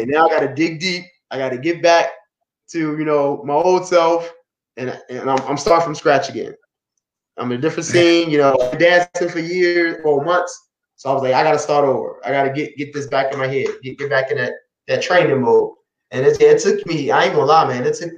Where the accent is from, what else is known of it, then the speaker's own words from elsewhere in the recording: Baltimore, Maryland, United States; I'm coming from Baltimore where people were.